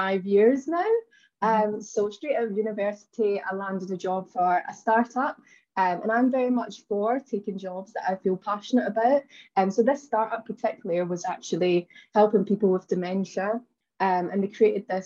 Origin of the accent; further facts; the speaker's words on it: Glasgow, Scotland, United Kingdom; now in London, United Kingdom; I'm originally from, you'll notice from my accent, that I'm originally from Glasgow in Scotland